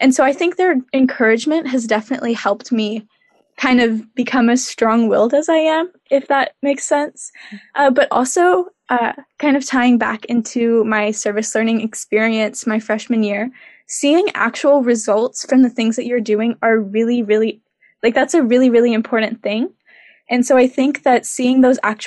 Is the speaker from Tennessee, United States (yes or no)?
yes; Clarksville, Tennessee, United States; moved away as an adult; now in Waterville, United States; I'm from Clarksville, Tennessee, sort of like right outside of Nashville.